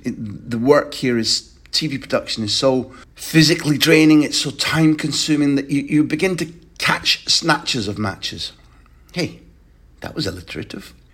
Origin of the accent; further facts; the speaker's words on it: Scotland, United Kingdom; I'm a Scot